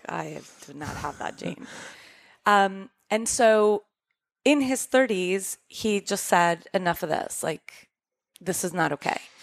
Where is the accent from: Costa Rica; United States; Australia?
Costa Rica; moved away; we grew up in Costa Rica